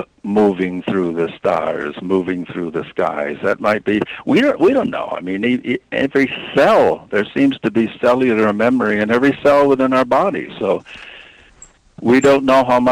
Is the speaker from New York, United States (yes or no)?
no; Iowa, United States; I'm from Iowa